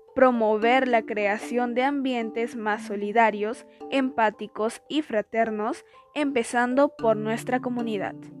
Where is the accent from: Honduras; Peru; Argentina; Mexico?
Peru; como peruanos que somos